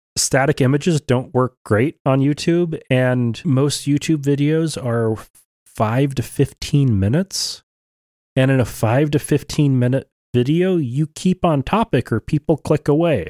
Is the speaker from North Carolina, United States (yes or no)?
no; Oregon, United States; now in Idaho, United States; growing up in Oregon